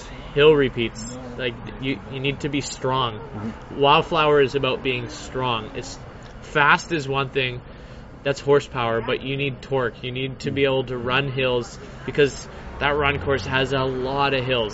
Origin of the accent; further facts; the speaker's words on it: Surrey, British Columbia, Canada; I grew up in Surrey, in Wally, which is basically the ghetto of the Lower Mainland